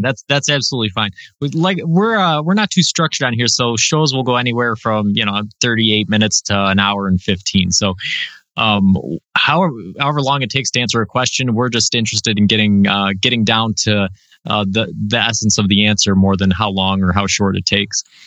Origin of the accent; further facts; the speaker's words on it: Western New York, United States; I'm from New York, so everybody assumes I'm from the city, but I'm from Western New York